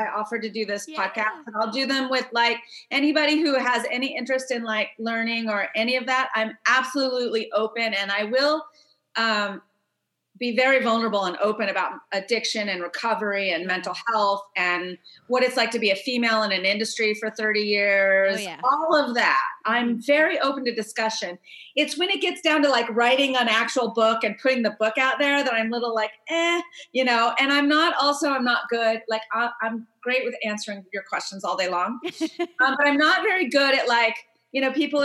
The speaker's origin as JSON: {"language": "English", "region": "Southern California", "country": "United States", "tie": "born or raised there", "also_born_or_lived": "Orange County / Fullerton / Hollywood / New York", "lives_now": "Joshua Tree, United States", "said": "I'm a California native, born in California, raised in Southern California."}